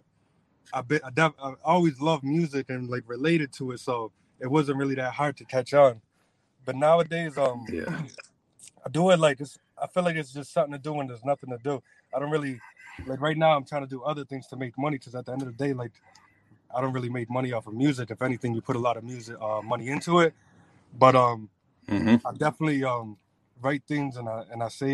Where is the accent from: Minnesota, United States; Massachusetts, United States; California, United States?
Massachusetts, United States; New Bedford; I'm born and raised in New Bedford, but now I go to school in Fall River. I'm moving to Taunton